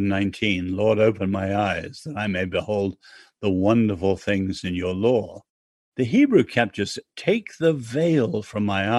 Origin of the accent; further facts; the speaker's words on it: England, United Kingdom; I'm English.